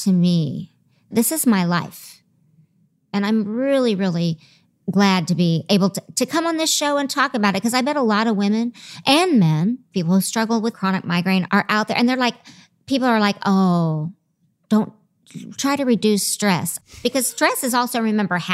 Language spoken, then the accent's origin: English; the South, United States; I'm from the South